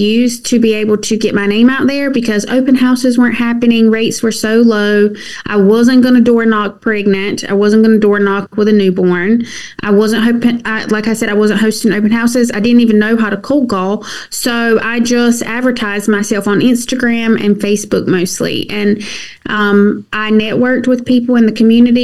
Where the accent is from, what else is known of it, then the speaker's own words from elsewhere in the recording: southeastern North Carolina, United States; moved away as an adult; now in Columbia, South Carolina, United States; I'm originally from North Carolina, southeastern North Carolina